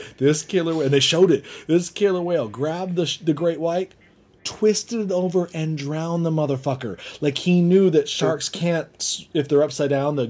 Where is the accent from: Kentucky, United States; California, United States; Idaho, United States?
California, United States; Southern; I'm from Southern California.